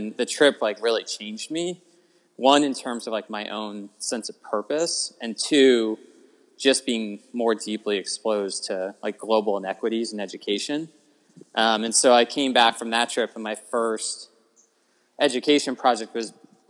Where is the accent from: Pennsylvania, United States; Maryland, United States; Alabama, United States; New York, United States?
Maryland, United States; Annapolis; moved away as an adult; also born or lived in Providence, Rhode Island; now in San Francisco Bay Area, United States; I grew up in Annapolis, Maryland, like right next to the Chesapeake Bay, and I went to a mix of public and private schools growing up. I graduated from like a large traditional public high school in Annapolis, Maryland